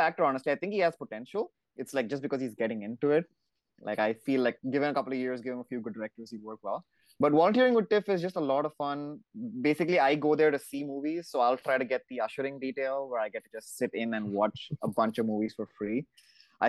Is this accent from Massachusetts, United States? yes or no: yes; Boston, Massachusetts, United States; moved away; I'm from Boston too. I just moved.